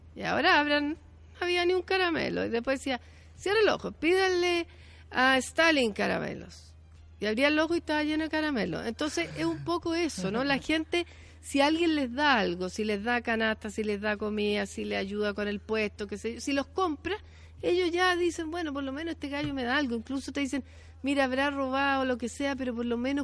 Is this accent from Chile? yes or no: yes; Chile; como chilenas y chilenos